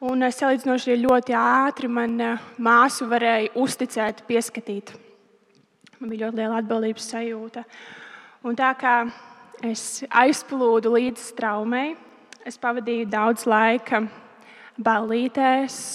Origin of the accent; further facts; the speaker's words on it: Roja, Talsi Municipality, Latvia; Mēs eh, esam no Rojas. Un, eh, es pastāstīšu par savu bērnību, no kurienes es nāku.